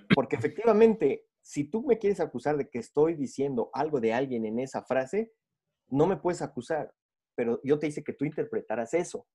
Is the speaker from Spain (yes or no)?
no; Mexico; now in Bogotá, Colombia; mexicano, pero ahorita ya estamos viviendo en Bogotá